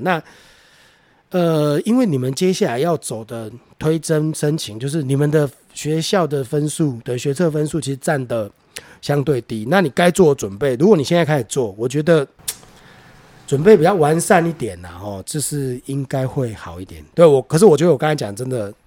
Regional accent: Taiwan; 我是台湾人

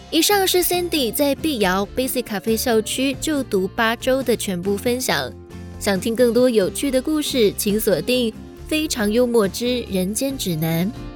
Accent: Taiwan; 我们很多台湾人也都是只窝在台湾人的圈子里面啊，去澳洲对打啊工

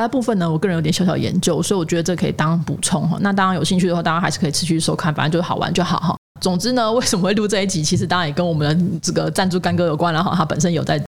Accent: Taiwan; 我们台湾人

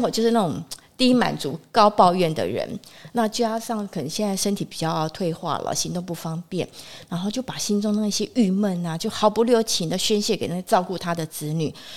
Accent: Taiwan; 我们台湾人

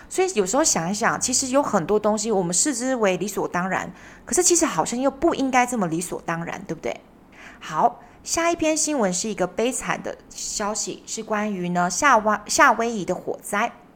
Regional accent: Taiwan; 我们台湾人

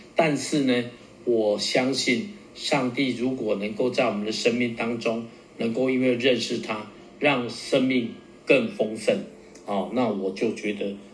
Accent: Taiwan; accent: Taiwanese Mandarin (台湾国语); 我的中文有点台湾国语

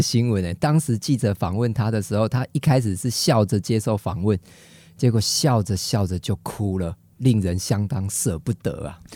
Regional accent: Taiwan; 我们台湾人是用筷子吃饭

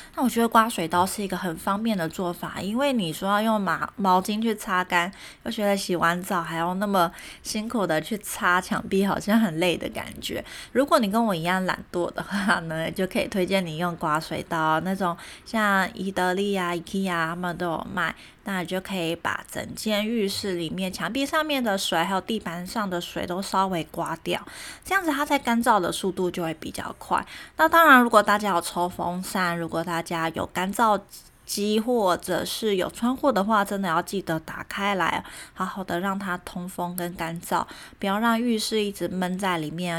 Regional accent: Taiwan; also born or lived in Germany; 我们台湾人

